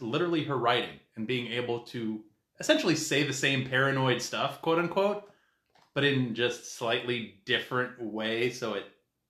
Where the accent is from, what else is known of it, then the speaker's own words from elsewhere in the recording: Chicago, Illinois, United States; we're from Chicago.